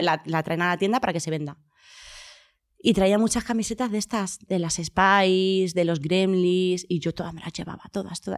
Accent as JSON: {"language": "Spanish", "town": "Huelva", "region": "Andalusia", "country": "Spain", "tie": "born or raised there", "moved": "yes", "said": "toda mi infancia ha sido en, en Andalucía, en Huelva"}